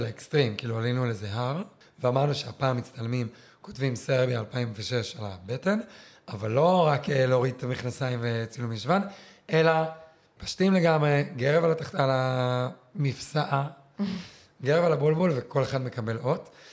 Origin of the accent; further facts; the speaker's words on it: southern Israel, Israel; אצלנו בדרום